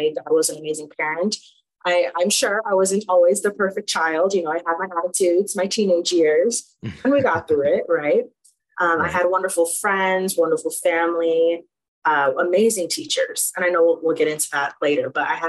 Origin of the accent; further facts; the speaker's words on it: Oklahoma, United States; moved away as an adult; also born or lived in Chicago, Illinois; now in Fort Collins, United States; When I moved to Oklahoma, and then that's where I spent a majority of my life